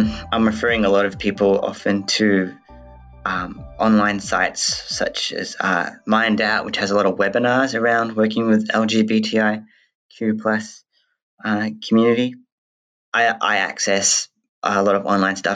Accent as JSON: {"language": "English", "region": "Western Australia", "country": "Australia", "tie": "born or raised there", "also_born_or_lived": "New Zealand", "said": "I was born in New Zealand and grew up in West Australia"}